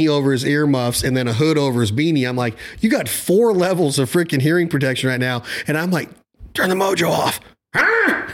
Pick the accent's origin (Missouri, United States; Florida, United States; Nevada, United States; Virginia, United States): Nevada, United States; I'm from Nevada, close to California